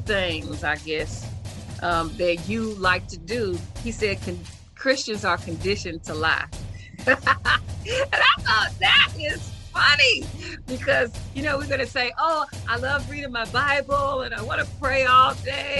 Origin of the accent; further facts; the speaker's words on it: Nashville, Tennessee, United States; I grew up in Nashville, Tennessee